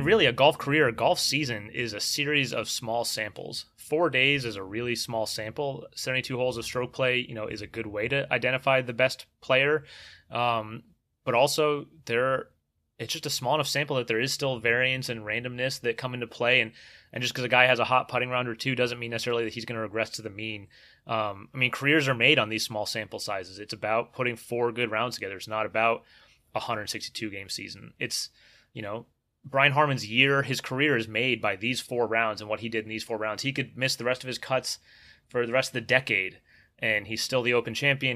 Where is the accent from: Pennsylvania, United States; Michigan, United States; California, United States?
California, United States; moved away as an adult; also born or lived in Florida; I grew up in California